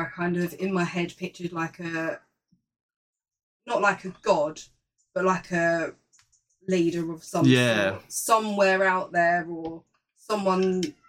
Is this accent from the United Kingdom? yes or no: no; Ireland; I'm from Ireland, mate.